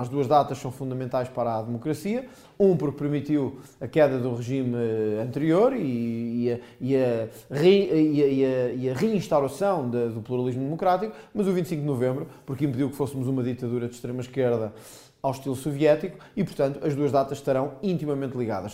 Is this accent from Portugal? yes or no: yes; Pinhal Novo, Setúbal, Portugal; born or raised there; also born or lived in Azores